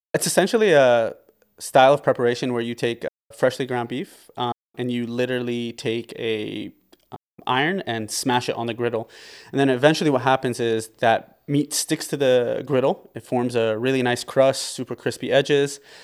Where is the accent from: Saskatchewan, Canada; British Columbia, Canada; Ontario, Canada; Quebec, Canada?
Ontario, Canada; Windsor; also born or lived in Lebanon; So, I was born in Windsor, Ontario. I lived here for, uh, most of my life.